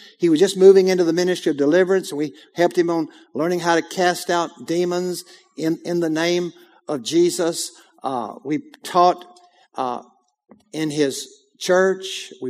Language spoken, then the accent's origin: English; Texas, United States; I said, I'm a pastor from Texas